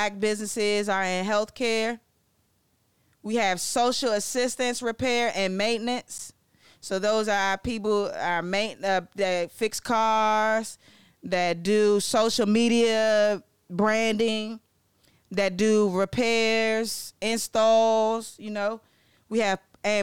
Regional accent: Maryland, United States; I'm from Maryland

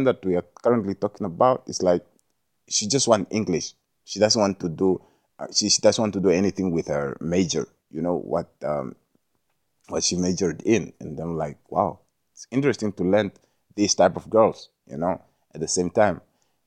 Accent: Jamaica; being Jamaican

